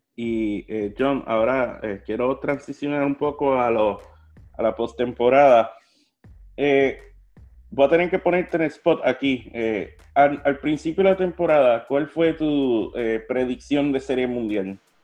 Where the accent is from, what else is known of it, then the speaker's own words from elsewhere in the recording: Puerto Rico; como puertorriqueño